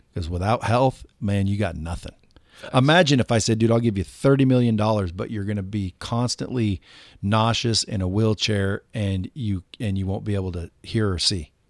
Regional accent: Cottage Grove, Oregon, United States; I come from a small town called Cottage Grove, Oregon.

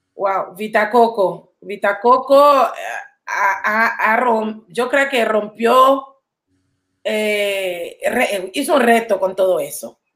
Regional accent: Panama City, Panama; now in New York, United States; Soy de Panamá. Mucha gente dice que eres de Colón. No soy colonense. Soy de ah, la ciudad.

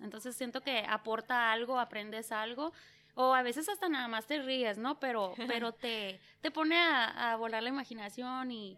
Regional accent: Yuma, Arizona, United States; also born or lived in San Luis Río Colorado, Mexico / San Luis, Arizona; he vivido en lo que es, eh, pues San Luis, México y San Luis, Arizona. Soy nacida en Yuma

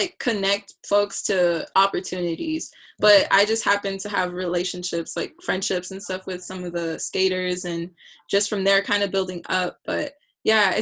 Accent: Chula Vista, California, United States; I am from Chula Vista, California, lived right next to Chula High, didn't go to Chula High, went to Otay

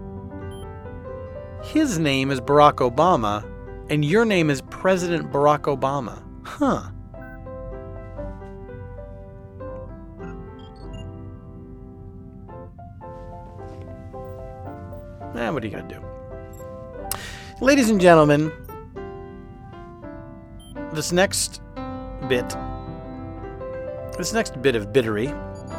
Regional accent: Philadelphia, Pennsylvania, United States; accent: Philadelphia; my Philadelphia accent

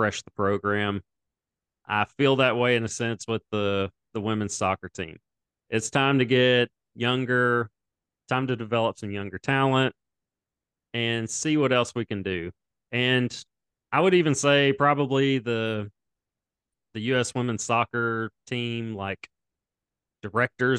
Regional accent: United States; as an American

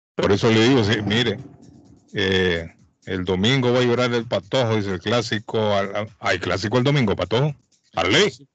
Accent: La Ceiba, Atlántida, Honduras; now in Boston, United States; mi pueblo

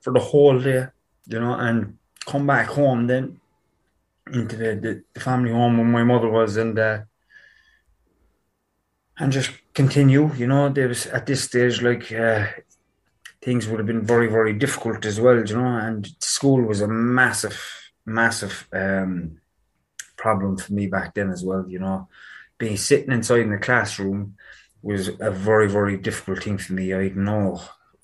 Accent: Cork, Munster, Ireland; I grew up in Knocknaheeny, in Cork City.

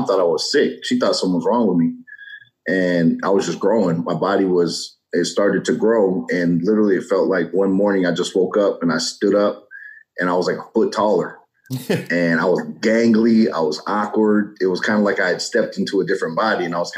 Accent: Colorado Springs, Colorado, United States; Originally, I'm from Colorado Springs, Colorado, and my dad's military, so I have a military background

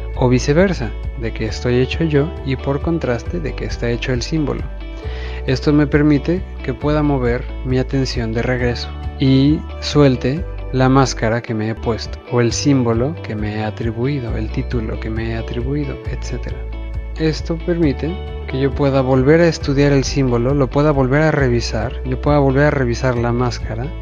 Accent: Mexico; el grueso del mexicano tenemos somos latinos y mucho de nuestra cultura viene de allá

